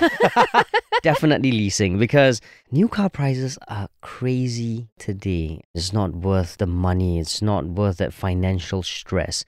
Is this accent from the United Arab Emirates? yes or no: no; Singapore; I'm a Singaporean